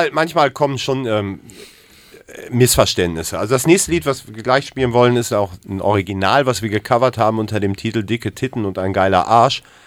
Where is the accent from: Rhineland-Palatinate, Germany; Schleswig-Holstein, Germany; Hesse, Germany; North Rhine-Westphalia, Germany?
North Rhine-Westphalia, Germany; Ruhr area; now in Hamburg, Germany; Ich bin zugezogener aus dem Ruhrpott